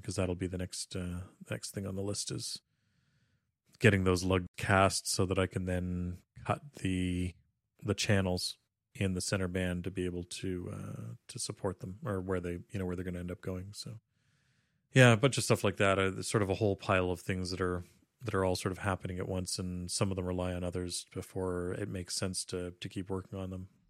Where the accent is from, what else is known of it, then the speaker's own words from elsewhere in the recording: Canada; growing up in Canada